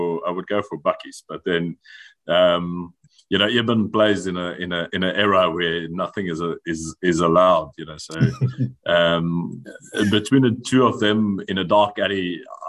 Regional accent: South Africa; moved away as an adult; now in Biarritz, France; I am South African

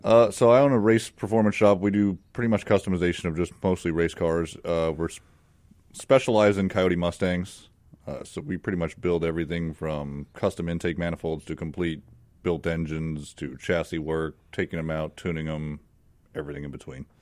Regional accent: Palmdale, California, United States; moved away as an adult; also born or lived in Phoenix, Arizona; now in Mississippi, United States; I'm originally from Palmdale, California. Uh, I was born and raised there

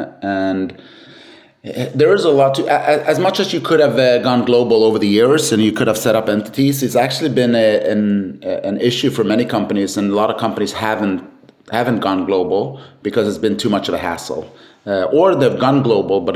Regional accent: Sweden; born and raised in Sweden

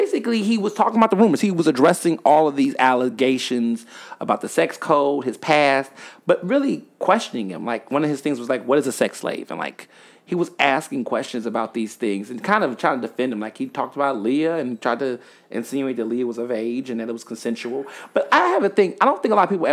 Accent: Chicago, Illinois, United States; I was born in Chicago

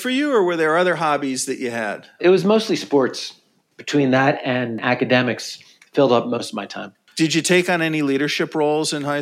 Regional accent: Philadelphia, Pennsylvania, United States; moved away as an adult; I was born and raised in the outskirts of Philadelphia in a neighborhood

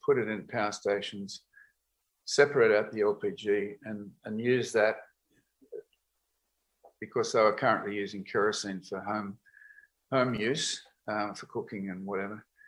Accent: Australia; also born or lived in United States; being an Australian

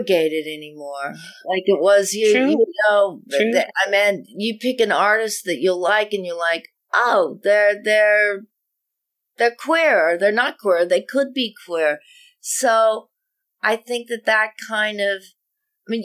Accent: Denver, Colorado, United States; I am from Denver, Colorado

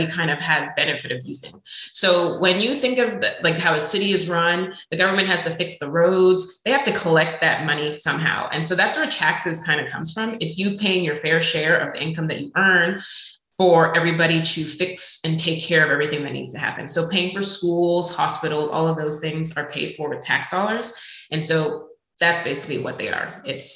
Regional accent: Montreal, Quebec, Canada; now in United States; I'm originally from Montreal, Canada

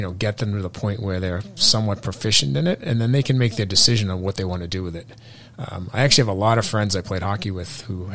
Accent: Burlington, Massachusetts, United States; I grew up in Burlington, so I'm local.

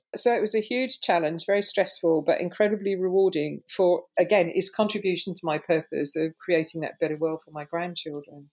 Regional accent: London, United Kingdom; Growing up in London in the 60s, I lived in areas of high racial tension and diverse forms of cultural expression.

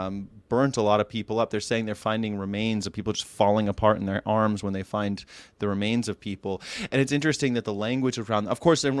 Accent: California, United States; I'm like, "I am. I'm from here. I'm from California."

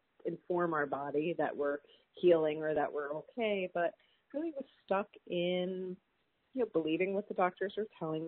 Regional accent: New York City, New York, United States; I grew up in New York City

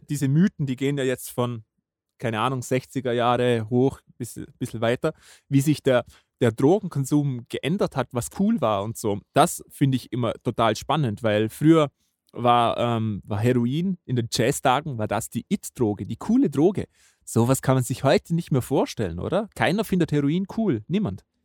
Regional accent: Vorarlberg, Austria; bei uns in Vorarlberg

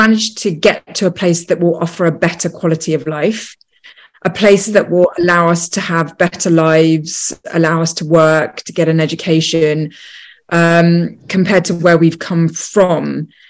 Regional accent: London, United Kingdom; And, you know, I was born in London

